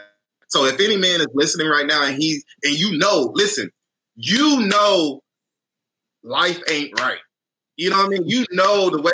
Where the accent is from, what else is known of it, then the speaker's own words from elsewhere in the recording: Houston, Texas, United States; moved away; I'm from Houston, originally from Houston